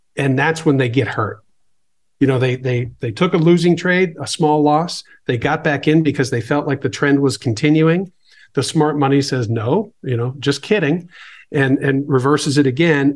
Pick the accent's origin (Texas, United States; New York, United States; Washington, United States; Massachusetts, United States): Massachusetts, United States; Boston; I grew up in the Boston area